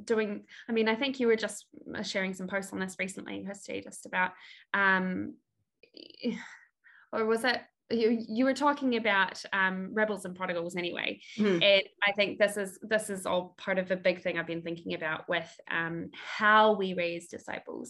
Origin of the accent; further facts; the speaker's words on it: New Zealand; I am from New Zealand.